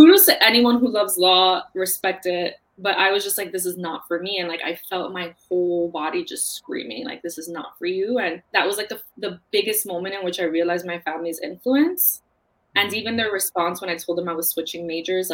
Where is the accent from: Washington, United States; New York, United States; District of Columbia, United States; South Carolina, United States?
New York, United States; New York City; I grew up in Queens. My family's from the Bronx